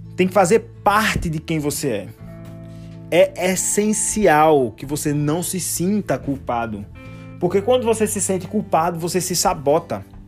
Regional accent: Recife, Pernambuco, Brazil; now in Limoeiro, Brazil; Cresci, nasci em Recife e hoje eu moro numa cidade mais distante chamada Limoeiro, que fica também em Pernambuco

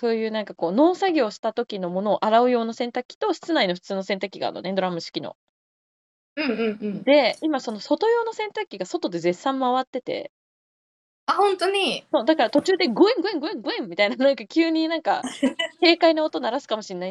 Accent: Gifu, Japan; moved away as an adult; 私の住む岐阜県

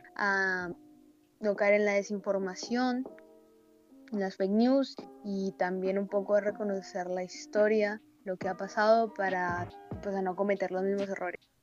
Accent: Colombia; somos colombianos y nos duele nuestro país

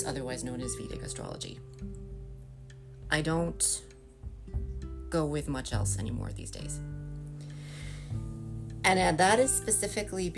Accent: United States; as an American

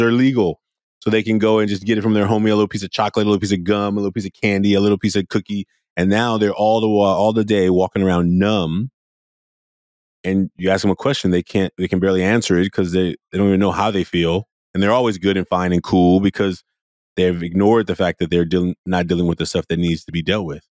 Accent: Oakland, California, United States; growing up in Oakland, California

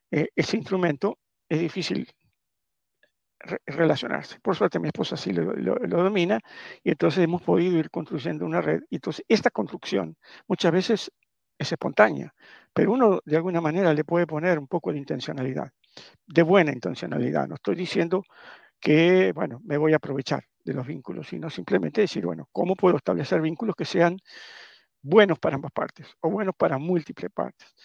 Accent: Italy; Y por lo tanto, como buen italiano, uno eh, como, no, no, solo como buen italiano

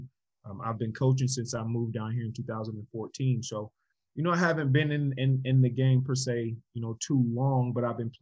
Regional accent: North Carolina, United States; also born or lived in New York / Georgia; I was born in New York, moved down to Georgia, lived in Georgia for 6.5 years. And then we moved to North Carolina. So whenever people ask me where I'm from, I say I'm from North Carolina because that's where I grew up.

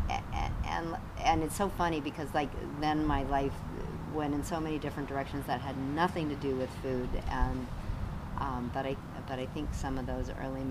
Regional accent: Colorado, United States; moved away; I grew up in Colorado

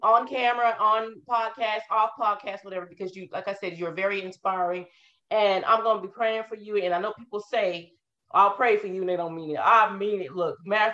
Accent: Colorado, United States; also born or lived in Denver, Colorado / North Carolina / Little Elm, Texas / Frisco, Texas; now in North Texas, United States; my family is actually from East Texas, but I was born and raised in Colorado.

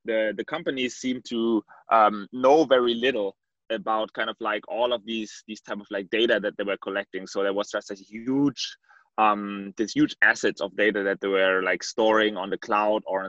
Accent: Berlin, Germany; moved away as an adult; also born or lived in Switzerland / Paris / London; I'm born and bred in East Berlin, and I kind of grew up more as a developer

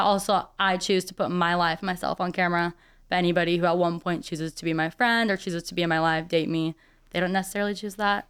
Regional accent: St. Peters, Missouri, United States; now in St. Louis, United States; I grew up in the St. Peter's area, so out in the suburbs

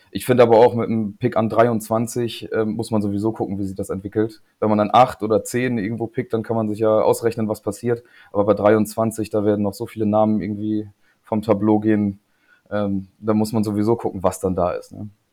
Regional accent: Lingen, Lower Saxony, Germany; moved away as an adult; also born or lived in East Frisia; now in Leer, Germany; ich wohne jetzt in Ostfriesland, aber bin kein gebürtiger Ostfriese, sondern komme eigentlich äh, aus Lingen

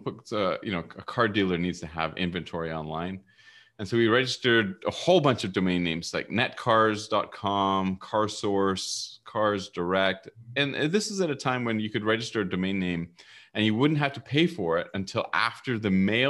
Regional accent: Vancouver, British Columbia, Canada; also born or lived in England; No, I was born in England. I came over when I was five. So okay. I'm basically raised and I am Canadian. I grew up in Vancouver, went to the UBC here

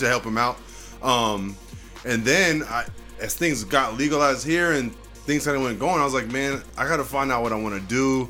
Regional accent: Puget Sound, Washington, United States; I come from Washington State, Puget Sound. Grew up, you know, between Federal Way, Tacoma, Kent.

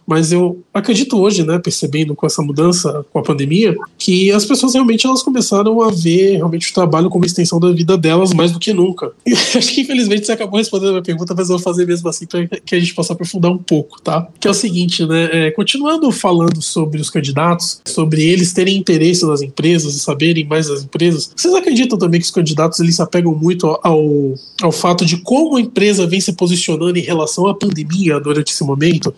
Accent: Santos, São Paulo, Brazil; Eu sou de Santos, né? Eu nasci em Santos, morei em Santos toda a minha vida.

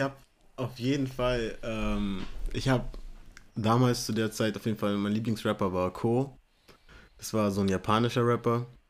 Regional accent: Munich, Bavaria, Germany; Ich bin aus München. Ähm, Deutschland geboren, amerikanische Wurzeln

